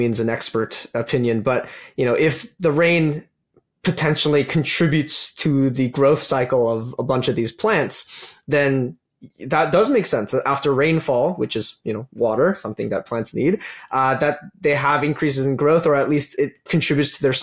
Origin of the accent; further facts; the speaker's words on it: Calgary, Alberta, Canada; I'm originally from Calgary